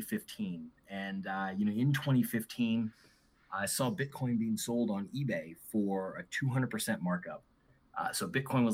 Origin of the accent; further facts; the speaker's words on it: New Orleans, Louisiana, United States; moved away as an adult; also born or lived in Auburn, Alabama; I was born and raised in New Orleans. Grew up in the South, the good old Southern United States